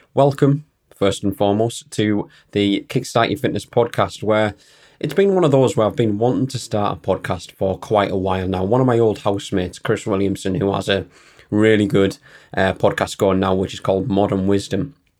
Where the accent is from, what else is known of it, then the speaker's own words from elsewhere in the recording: Newton Aycliffe, North East England, United Kingdom; I'm from Newton Aircliffe, which is a sm-, smallish town in County Durham.